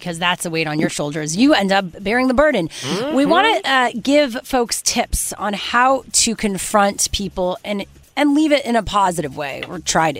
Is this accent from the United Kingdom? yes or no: no; Canada; being Canadian